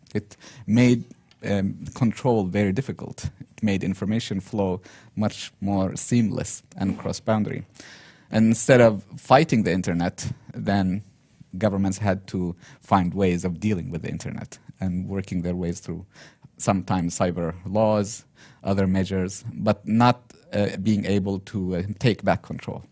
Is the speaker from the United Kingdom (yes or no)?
no; Yemen; moved away as an adult; also born or lived in Turkey; Yemen, my home country, original home country